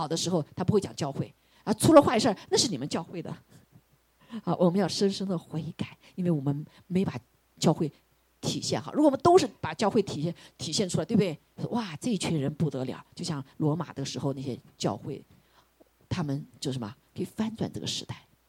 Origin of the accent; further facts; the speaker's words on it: China; 我们中国人说一句话，不是不报，时候未到。